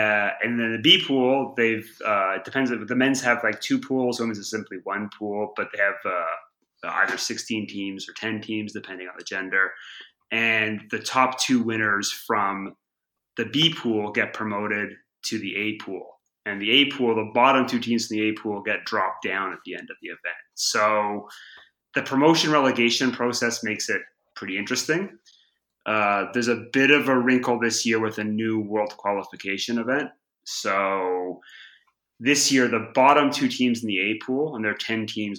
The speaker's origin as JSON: {"language": "English", "country": "Canada", "lives_now": "Europe", "said": "So basically the Euro, it was coming when I came over to Europe from Canada, I didn't really have much sense of how it worked or what all the fuss was about."}